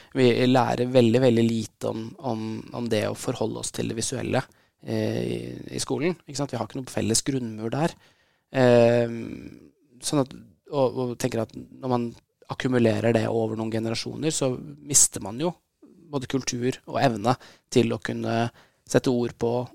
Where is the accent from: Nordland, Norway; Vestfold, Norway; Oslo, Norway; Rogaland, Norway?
Oslo, Norway; jeg vokste opp her i Oslo